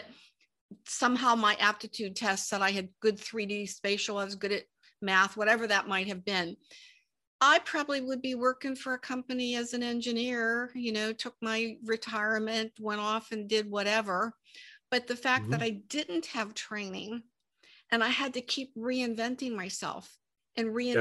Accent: Pittsburgh, Pennsylvania, United States; moved away as an adult; also born or lived in Santa Ana, California; I'm from Pittsburgh, Pennsylvania, and moved from Pittsburgh to Santa Ana, California

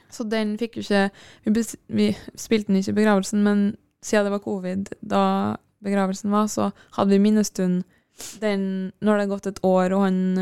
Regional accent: Kristiansund, Møre og Romsdal, Norway; moved away; Jeg var jo hjemme i Kristiansund, der, pappa, eller der mamma og pappa bodde. Og mamma bor

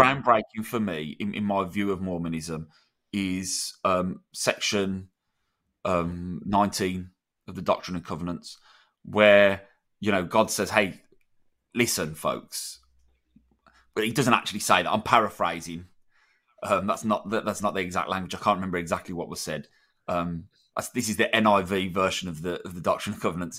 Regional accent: United Kingdom; in Britain

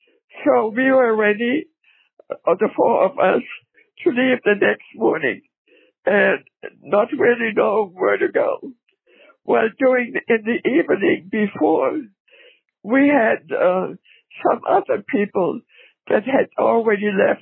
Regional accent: Pomerania, Germany; also born or lived in Berlin; We are German. {S3} Okay. {S4} We lived in a small village. My whole family on my mother's side, we're all from Berlin.

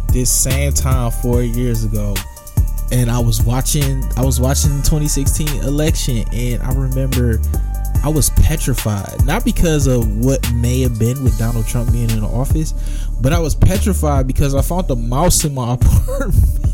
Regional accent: Michigan, United States; I was so disappointed in my home state. I was so disappointed in Michigan

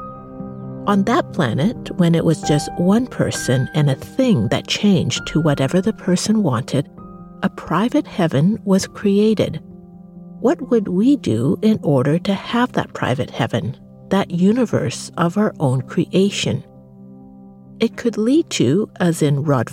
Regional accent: Canada; me growing up in Canada

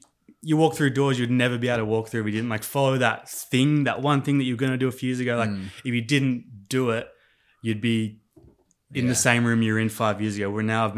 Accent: Adelaide, South Australia, Australia; born there; Yeah. So I was actually born in Adelaide, South Australia.

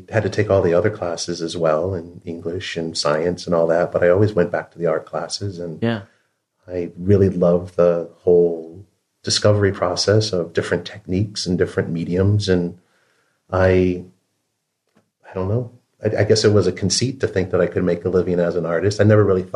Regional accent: Western Michigan, United States; now in San Francisco, United States; I grew up in Western Michigan. I grew up on the shores of Lake Michigan

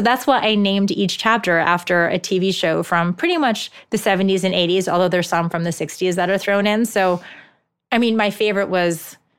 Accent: Japan; first language ja; English is a second language; there's a lot of required parent education in Japan, which Japanese is my first language, so this wasn't much of an issue.

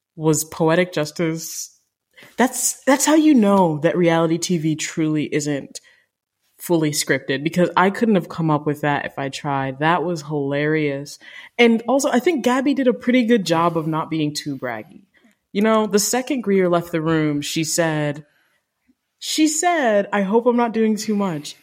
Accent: Jamaica; I'm Jamaican

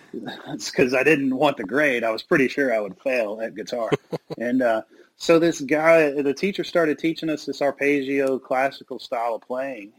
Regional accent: Bolton, Mississippi, United States; I grew up in Bolton, Mississippi

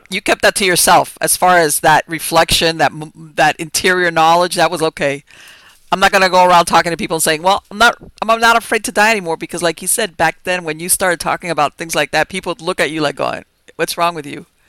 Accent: Miami, Florida, United States; I was born and raised here in Miami

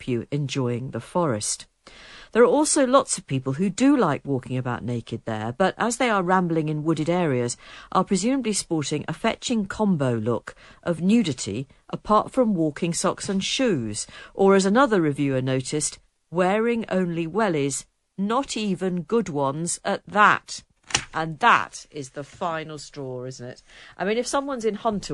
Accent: England, United Kingdom; I'm English

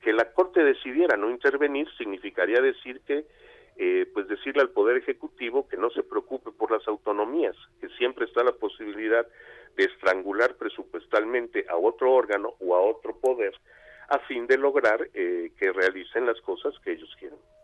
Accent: Yucatán, Mexico; en Yucatán, mi tierra

